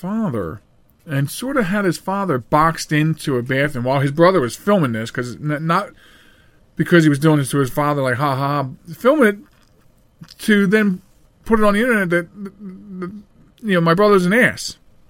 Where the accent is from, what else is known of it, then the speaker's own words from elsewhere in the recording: Chester, Pennsylvania, United States; When I was a child, I grew up in Chester. Yeah, that's Chester, Pennsylvania.